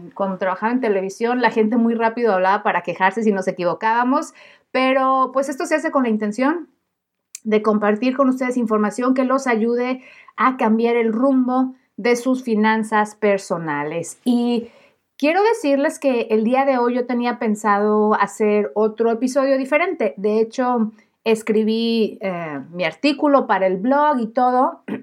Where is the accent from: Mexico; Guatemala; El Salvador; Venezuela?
Mexico; yo soy periodista mexicana